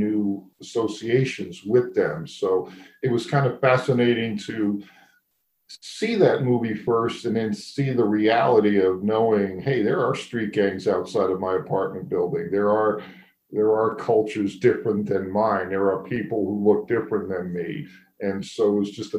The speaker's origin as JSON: {"language": "English", "town": "New York City", "region": "New York", "country": "United States", "tie": "born or raised there", "said": "growing up in New York City in the Bronx"}